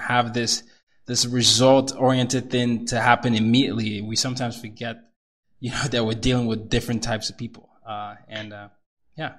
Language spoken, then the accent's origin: English; Nigeria; I'm Nigerian